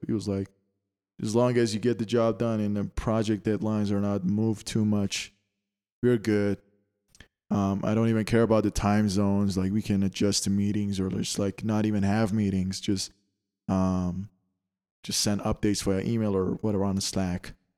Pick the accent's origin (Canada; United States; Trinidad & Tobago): Canada; moved away; I come from Canada and it's, uh, it's the land of taxes